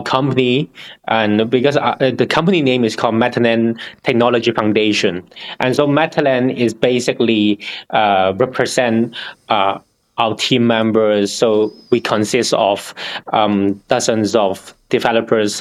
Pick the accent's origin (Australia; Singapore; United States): Singapore; I'm originally from Singapore